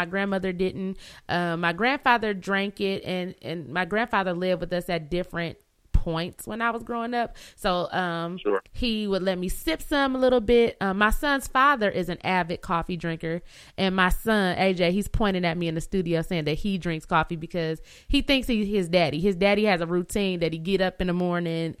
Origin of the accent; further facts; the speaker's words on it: Flint, Michigan, United States; we're from Flint